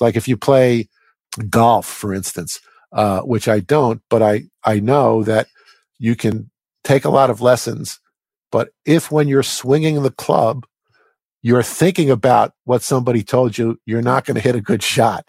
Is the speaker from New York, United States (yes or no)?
yes; New York metropolitan area, United States; I grew up in the New York metropolitan area